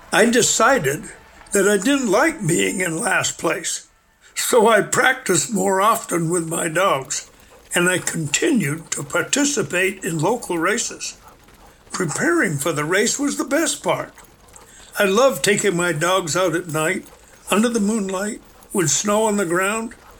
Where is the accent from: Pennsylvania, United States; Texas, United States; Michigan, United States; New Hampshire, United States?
New Hampshire, United States; moved away as an adult; now in Alaska, United States; I grew up in the New Hampshire